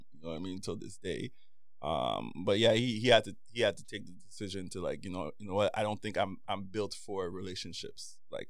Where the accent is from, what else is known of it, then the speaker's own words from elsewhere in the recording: Trinidad & Tobago; moved away; a Chinese family I grew up with in Trinidad.